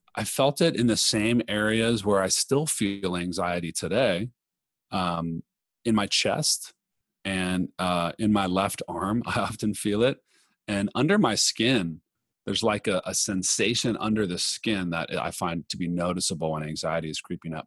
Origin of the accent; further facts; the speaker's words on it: Los Angeles, California, United States; moved away as an adult; also born or lived in New York City; I grew up in Los Angeles